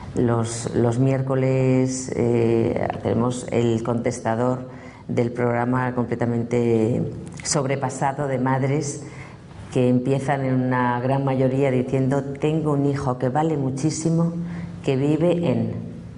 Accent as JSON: {"language": "Spanish", "country": "Spain", "said": "somos un país de gente muy preparada y que cuando salimos de España"}